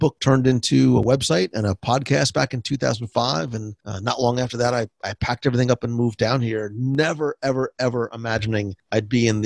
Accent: New Jersey, United States; moved away as an adult; now in Florida, United States; I grew up in New Jersey.

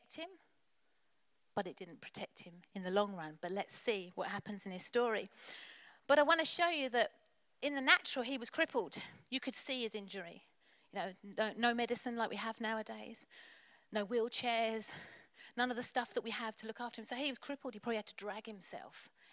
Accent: Colchester, East of England, United Kingdom; I've been born and bred in Colchester.

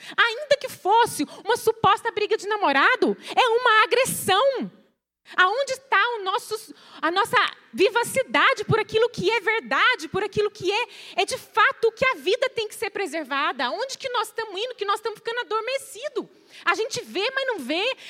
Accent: Minas Gerais, Brazil; eu sou de uma cidade pequena, do interior de Minas.

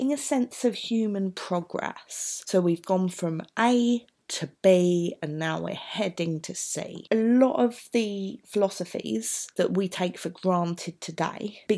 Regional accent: London, United Kingdom; As you can tell from my accent, I am from South London

